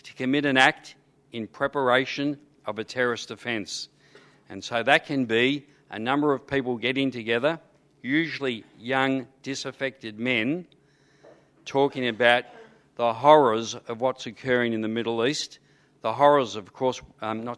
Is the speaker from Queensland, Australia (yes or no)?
no; Footscray, Victoria, Australia; I grew up in Footscray in a housing commission estate.